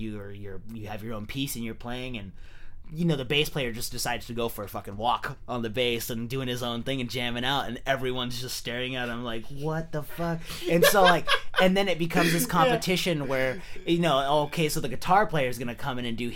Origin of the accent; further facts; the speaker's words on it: San Jose, California, United States; moved away as an adult; also born or lived in San Luis Obispo; I'm originally from San Jose. I moved away for, like, the last... you know, 5 or 6 years. I was in San Luis Obispo.